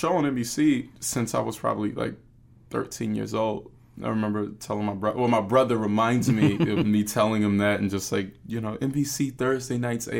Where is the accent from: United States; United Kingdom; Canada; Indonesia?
United States; Winston-Salem, North Carolina; I am from Winston-Salem, North Carolina. Father, a truck driver. Mother was a secretary.